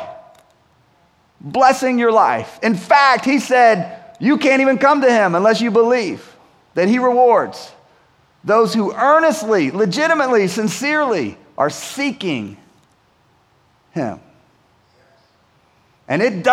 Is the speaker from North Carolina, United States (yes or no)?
yes; Winston-Salem, North Carolina, United States; growing up in Winston-Salem